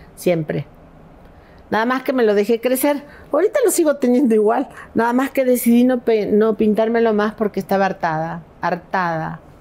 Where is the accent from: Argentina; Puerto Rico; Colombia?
Argentina; Patagonia; moved away as an adult; also born or lived in Los Angeles, United States; now in Mexico; yo soy de la Patagonia, no soy de Buenos Aires